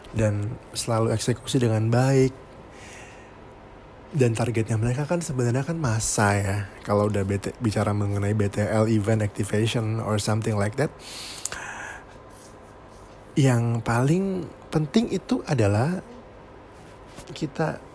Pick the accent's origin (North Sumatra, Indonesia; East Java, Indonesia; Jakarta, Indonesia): East Java, Indonesia; Surabaya; Hmm, saya dari Surabaya.